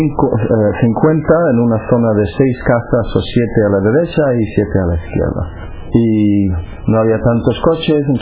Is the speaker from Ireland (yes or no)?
yes; Cork, Munster, Ireland; Spanish is a second language; moved away; soy irlandés de la ciudad de Cork, en, el sur de Irlanda. Nací en el año 65, eh, ahora tengo 47 años y nací en una familia muy religiosa.